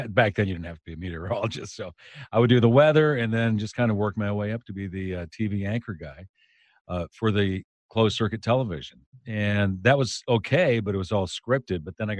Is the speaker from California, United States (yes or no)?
no; Maine, United States; accent: Maine accent; When I was in the Navy, they beat my Maine accent out of me. But there are some things I still can't say without that Maine accent.